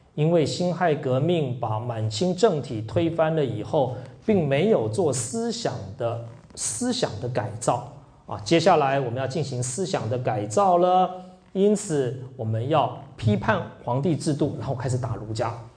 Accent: Taiwan; 我从台湾来的

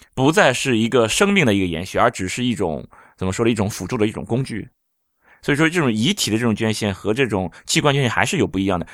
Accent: Jinan, Shandong, China; 因为我是济南人

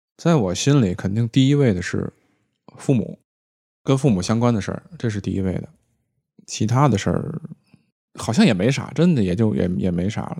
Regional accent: Tianjin, China; now in Beijing, China; 我们天津那边管， 管这东西叫籽儿

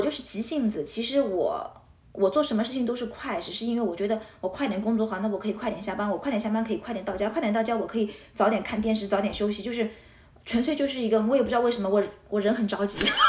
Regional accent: Shanghai, China; moved away as an adult; also born or lived in Portugal; now in United States; 我跟王同学生在上海已经是出生的Privileged

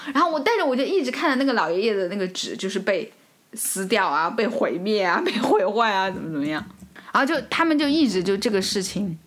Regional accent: China; now in France; 像我们中国人交友就是那个涟漪嘛

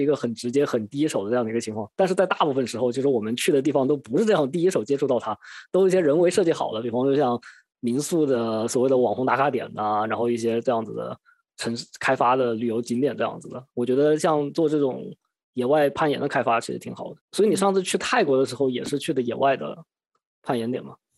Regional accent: Wuhan, Hubei, China; moved away; also born or lived in Sydney, Australia; 在湖北的一些地方，因为毕竟是我的家乡嘛

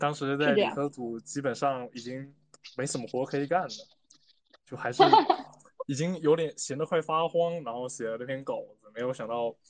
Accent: Fujian, China; now in Lanzhou, China; 因为我是从福建过来的嘛，从东南那边到西北这个落差很大

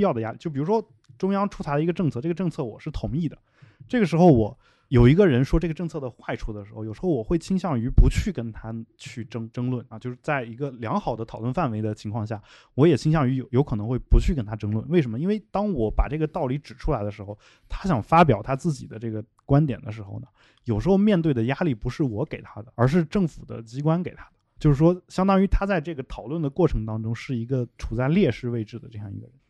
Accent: China; 我的老家这样一些小县城

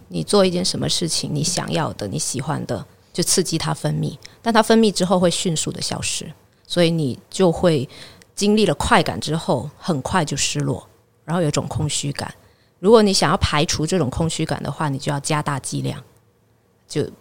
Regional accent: Guangdong, China; 我潮汕人嘛，我会讲潮汕话

